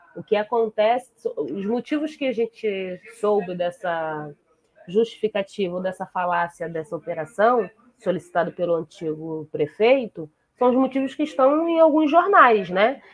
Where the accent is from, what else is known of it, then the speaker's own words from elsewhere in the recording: Niterói, Rio de Janeiro, Brazil; a favela onde eu nasci